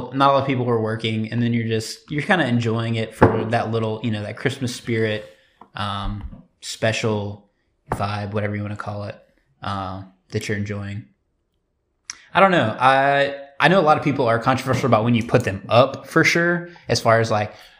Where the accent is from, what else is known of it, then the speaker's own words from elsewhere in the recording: the South / Midwest, United States; We're from the South Midwest with rural roots. Our parents and their parents grew up cultivating cotton, and our family currently has farms that are leased to cotton and soybean farmers.